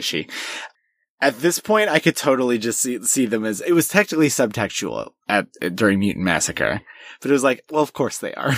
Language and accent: English; United States; we're both American, but I have Swedish heritage